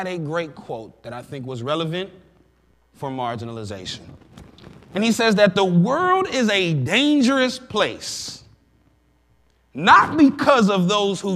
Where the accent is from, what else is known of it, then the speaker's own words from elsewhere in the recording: Sandusky, Ohio, United States; I grew up in Sandusky, Ohio